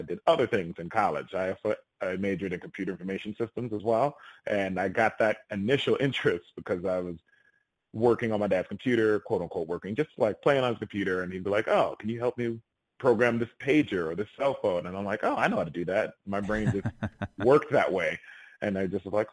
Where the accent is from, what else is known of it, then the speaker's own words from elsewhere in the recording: Rochester, New York, United States; my hometown, Rochester, New York